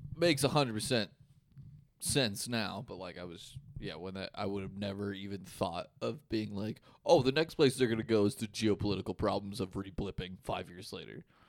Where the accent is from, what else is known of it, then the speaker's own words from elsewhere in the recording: Des Moines, Iowa, United States; I'm fucking from Des Moines, Iowa.